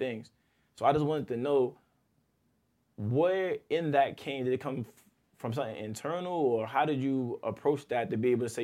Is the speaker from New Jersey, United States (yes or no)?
yes; East Orange, New Jersey, United States; also born or lived in Newark, New Jersey; I came from East Orange. That's 99.9% black before that, Newark, which is a large population of black people